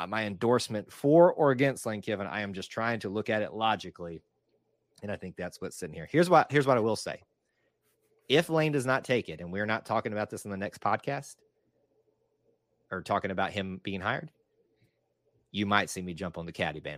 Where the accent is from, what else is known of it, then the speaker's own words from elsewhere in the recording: Atlanta, Georgia, United States; So I don't call myself being part of Atlanta, but I still just say I'm from Atlanta